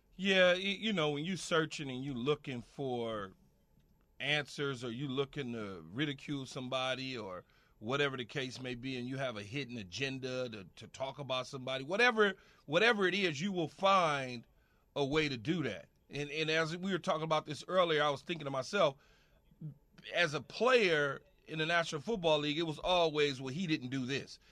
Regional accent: Los Angeles, California, United States; growing up in South Central Los Angeles

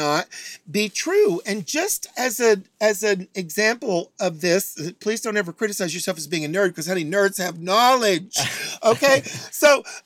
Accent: Chattanooga, Tennessee, United States; moved away; also born or lived in Atlanta, Georgia; I'm from Chattanooga, Tennessee. I've lived in Atlanta, Georgia

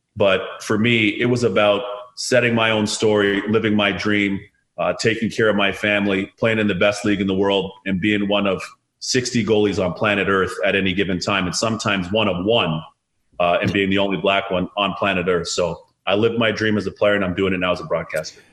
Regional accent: Toronto, Ontario, Canada; I was born in Canada

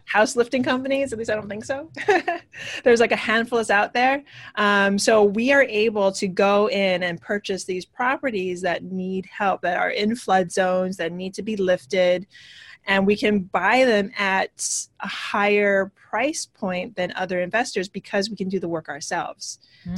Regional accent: Hawaii, United States; moved away as an adult; also born or lived in California / New York; now in New Jersey, United States; I am originally from Hawaii. I moved to New York back in 2001 ish.

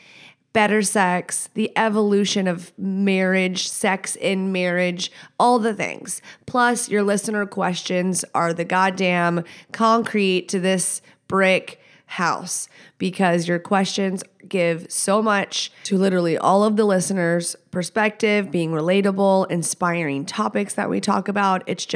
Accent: Texas, United States; I'm not from here. I'm from Texas.

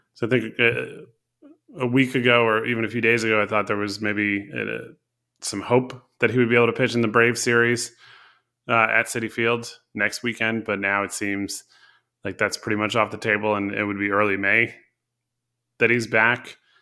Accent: Connecticut, United States; I grew up in Connecticut

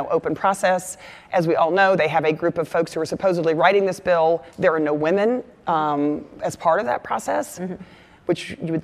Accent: Texas, United States; moved away; My home state of Texas

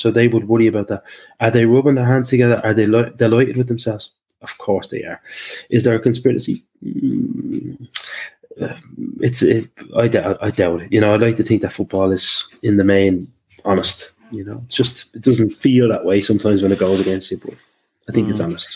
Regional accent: Liverpool, North West England, United Kingdom; I grew up in Liverpool with the with the top dogs when I was a little kid

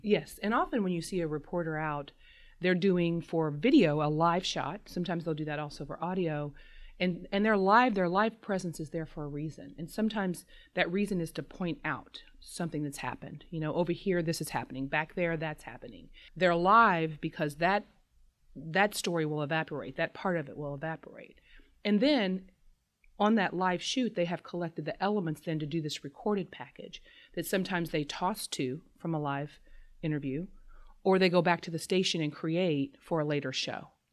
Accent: Southern Indiana, United States; I'm from Southern Indiana

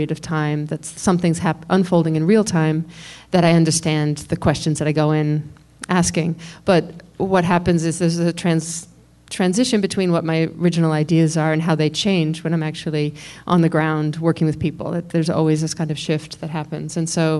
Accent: New York, United States; I'm a New Yorker, and was here on 9/11

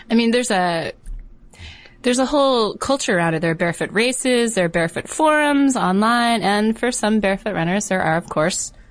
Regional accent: Connecticut, United States; in Connecticut.

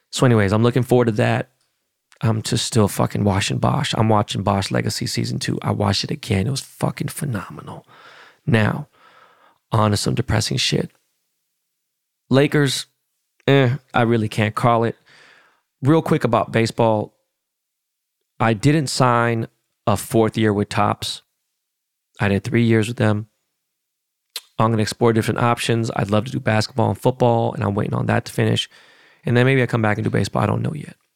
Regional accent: Seattle, Washington, United States; I was born and raised in Seattle.

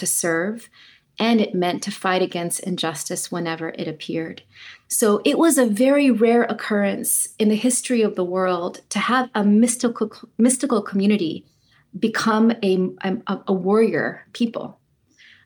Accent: Clovis, California, United States; So I grew up on the farmland that my grandfather farmed in Clovis. My father was born on that land. I was born on that land.

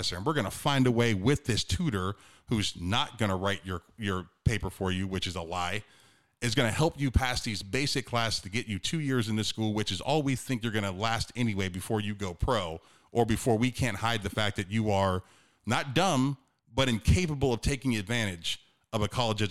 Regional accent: Youngstown, Ohio, United States; I'm from Northeastern Ohio, Youngstown area. I played in a conference called the Steel Valley

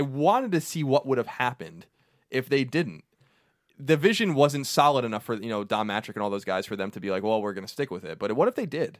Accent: New York, United States; I'm from New York

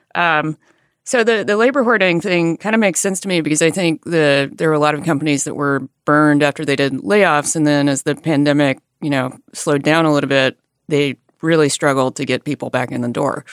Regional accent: Alabama, United States; moved away; I grew up in a rural area in Alabama

